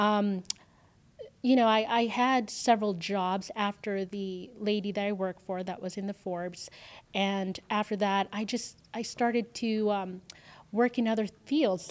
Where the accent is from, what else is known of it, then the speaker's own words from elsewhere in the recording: Philippines; also born or lived in Canada / San Diego; now in Las Vegas, United States; I grew up in the Philippines, so, um, raised by my grandmother